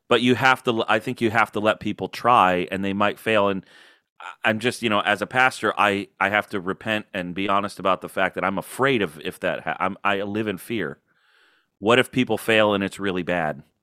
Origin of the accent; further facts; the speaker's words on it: Florida, United States; also born or lived in Illinois / California; now in Baltimore, United States; I moved to Florida in fourth grade, so really I'm a Florida kid